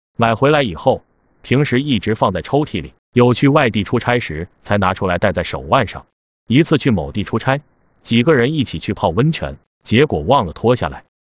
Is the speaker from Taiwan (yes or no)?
no; China; 我是来自中国的客人